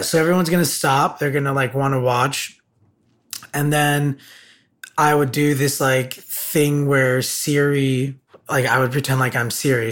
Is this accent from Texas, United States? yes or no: no; Burbank, California, United States; I grew up in in the San Fernando Valley.